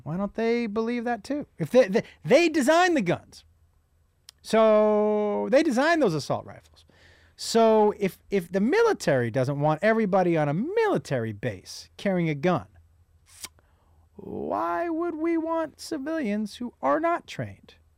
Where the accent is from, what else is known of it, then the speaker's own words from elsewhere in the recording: United States; as an American